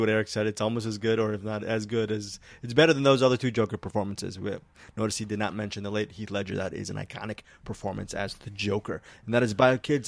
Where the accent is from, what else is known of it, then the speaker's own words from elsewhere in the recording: Philippines; I'm Filipino. I, I love my people